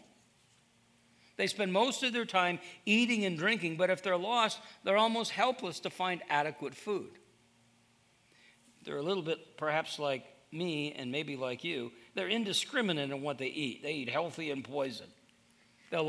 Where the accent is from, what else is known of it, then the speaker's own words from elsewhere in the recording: Iowa, United States; I'm from Iowa